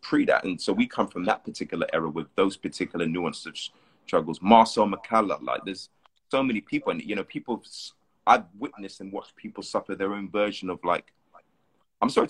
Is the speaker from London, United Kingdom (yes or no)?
yes; London, United Kingdom; moved away as an adult; now in Los Angeles, United States; I grew up in Hackney for a bit, and then North London, spent a lot of time in South London.